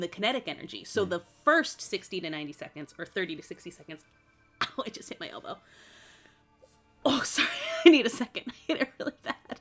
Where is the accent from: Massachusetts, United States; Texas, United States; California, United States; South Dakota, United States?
Massachusetts, United States; I grew up in Massachusetts